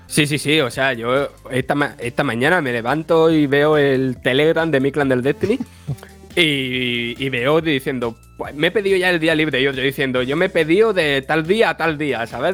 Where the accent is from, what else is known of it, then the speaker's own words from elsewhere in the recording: Andalusia, Spain; soy andaluz